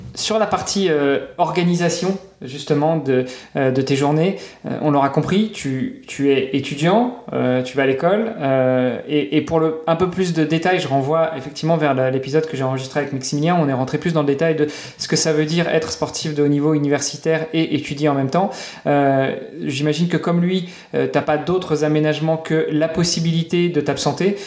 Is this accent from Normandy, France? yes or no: yes; Normandy, France; moved away; je suis normand à la base